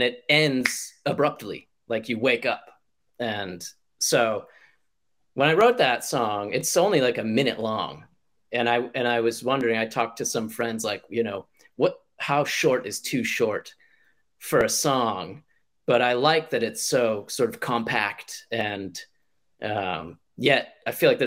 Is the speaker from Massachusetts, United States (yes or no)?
yes; Massachusetts, United States; moved away as an adult; now in Ishikawa, Japan; I'm from Massachusetts, so it's like a pretty liberal part of the country anyway